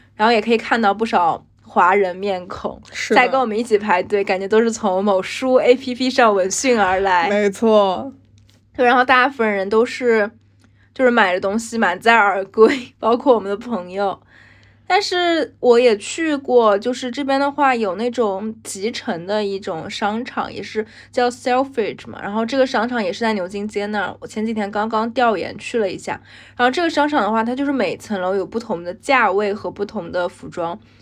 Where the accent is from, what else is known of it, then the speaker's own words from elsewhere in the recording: China; moved away as an adult; now in London, United Kingdom; 而我们中国人也有自己的Chinatown，然后有自己的中国超市